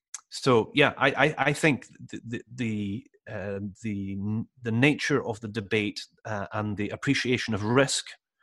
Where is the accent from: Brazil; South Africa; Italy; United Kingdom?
United Kingdom; London; born there; now in Edinburgh, United Kingdom; Incidentally, that's me too. I know I probably don't sound it, but I'm a Londoner by birth.